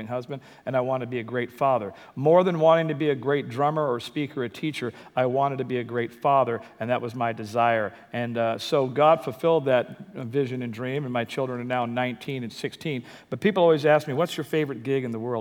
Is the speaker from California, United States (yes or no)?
yes; Compton, California, United States; I grew up in Compton